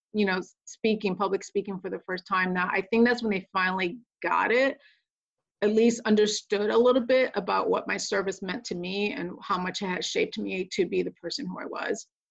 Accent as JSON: {"language": "English", "region": "Connecticut", "country": "United States", "tie": "born or raised there", "also_born_or_lived": "Puerto Rico", "moved": "as an adult", "lives_now": "Pacific Northwest, United States", "said": "I'm originally from Puerto Rico and grew up in Connecticut"}